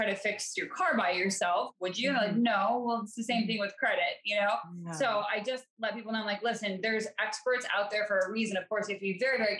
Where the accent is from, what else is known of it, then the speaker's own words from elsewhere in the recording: Colorado, United States; moved away as an adult; now in East Coast, United States; I'm from Colorado originally. And so I obviously live on the East Coast now